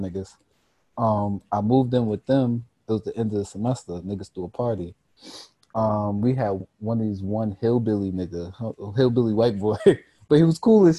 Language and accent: English; Canada; I'm Canadian. Right, so you're right. I'm foreign.